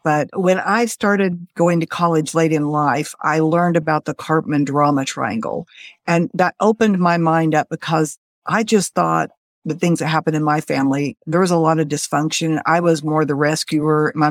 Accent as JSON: {"language": "English", "town": "Springfield", "region": "Missouri", "country": "United States", "tie": "born or raised there", "said": "I grew up in the Midwest in Springfield, Missouri. I still live here."}